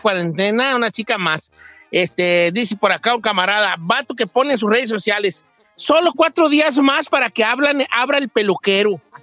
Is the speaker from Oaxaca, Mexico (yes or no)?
no; Mexico City, Mexico; also born or lived in Texcoco, State of Mexico; now in United States; soy chilango